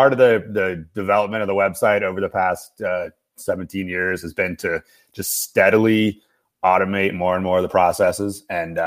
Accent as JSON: {"language": "English", "town": "Washington", "region": "District of Columbia", "country": "United States", "tie": "born or raised there", "said": "I grew up on the East Coast, grew up in the DC area"}